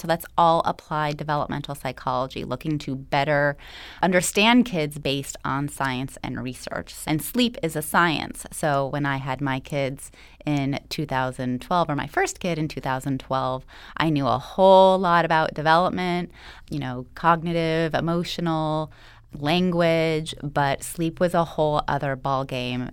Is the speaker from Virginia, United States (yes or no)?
no; Los Angeles, California, United States; I was actually born and raised right here in Los Angeles.